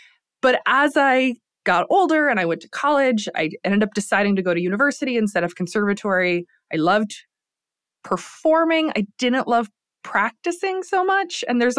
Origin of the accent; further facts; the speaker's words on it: Lansing, Michigan, United States; I grew up in Lansing, Michigan, in a kind of a working class family.